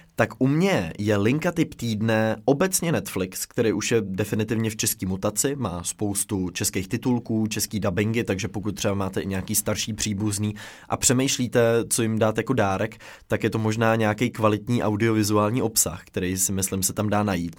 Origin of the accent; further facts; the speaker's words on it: Czechia; my jako Češi